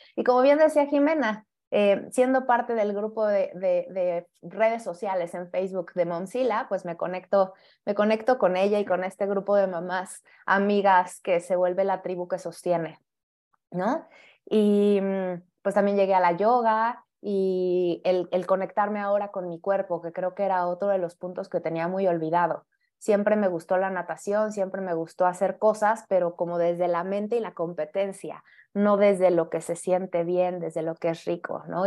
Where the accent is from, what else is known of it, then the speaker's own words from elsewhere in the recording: Mexico City, Mexico; yo también soy de la Ciudad de México